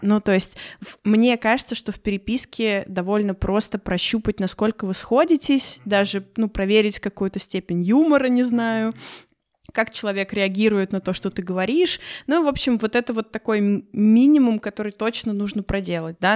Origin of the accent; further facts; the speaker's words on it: Russia; я из России